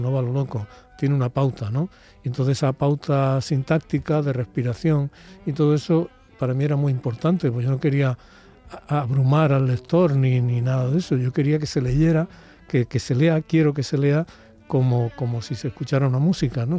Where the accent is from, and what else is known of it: Úbeda, Andalusia, Spain; born or raised there